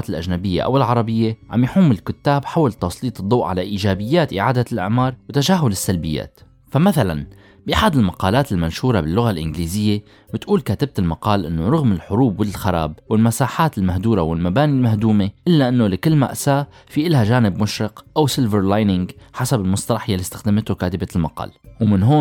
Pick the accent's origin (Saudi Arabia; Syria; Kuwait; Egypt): Syria; هل مصيرنا كسوريين رح يكون محكوم مستقبلا بهي المشاريع؟